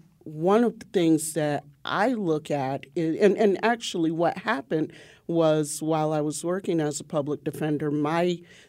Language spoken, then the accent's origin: English; Waterbury, Connecticut, United States; being from a black community, I'm from the North End or the Long Hill section of Waterbury, where there were very few whites.